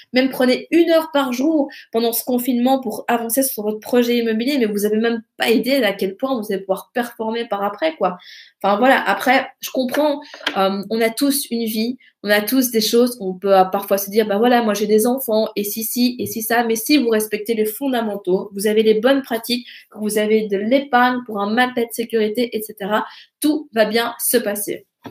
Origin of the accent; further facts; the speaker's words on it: Belgium; chez nous en Belgique